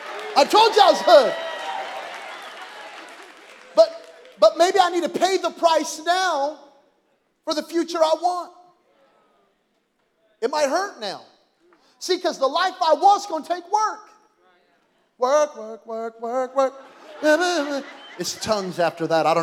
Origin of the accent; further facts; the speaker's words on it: Belen, New Mexico, United States; I'm from Belen, New Mexico.